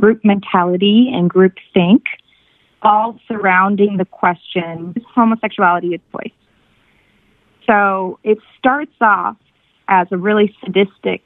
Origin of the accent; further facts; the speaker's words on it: Vero Beach, Florida, United States; moved away as an adult; also born or lived in Miami, Florida / Los Angeles, California; now in Santa Monica, United States; I grew up in a very small town called Vero Beach on the east coast of Florida